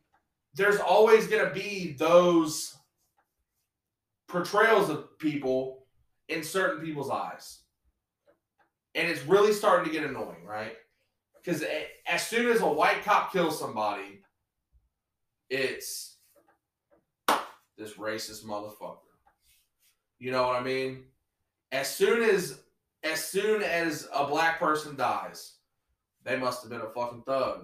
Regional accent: Ohio, United States; I'm from Ohio, and I have a daughter

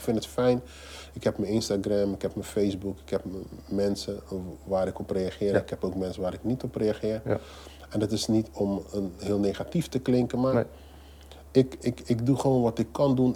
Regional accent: Rotterdam, South Holland, Netherlands; Ik ben geboren en getogen in Rotterdam

